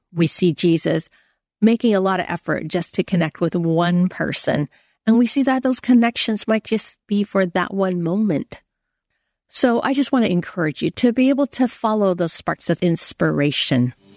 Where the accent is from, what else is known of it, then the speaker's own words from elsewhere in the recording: United States; I'm Chinese American